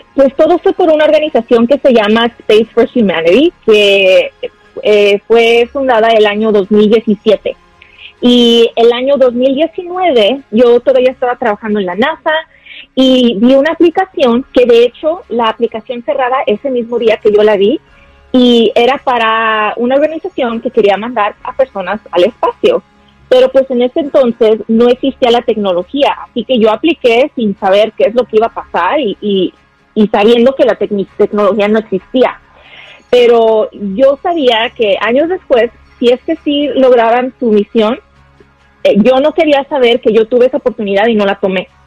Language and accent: Spanish; Guadalajara, Jalisco, Mexico; now in United States; Yo soy de Guadalajara, Jalisco, Tapatía.